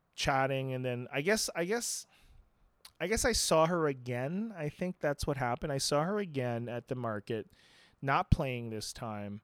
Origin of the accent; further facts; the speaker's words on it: Philippines; moved away as an adult; also born or lived in Santa Clarita, California / Los Angeles; now in United States; I was born in the Philippines, and then I, uh, I, I was, uh, going back and forth for a little bit in my teenage years